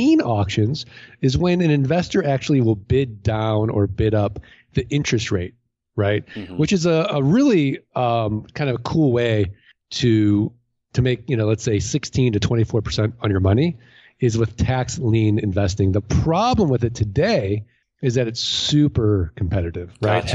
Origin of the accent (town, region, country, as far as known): St. Louis, Missouri, United States